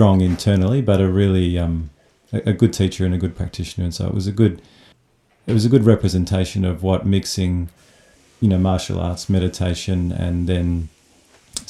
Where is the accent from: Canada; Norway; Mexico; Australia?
Australia; Melbourne, Victoria; also born or lived in Japan; from Melbourne. I was born in Melbourne. So grew up here and studied here initially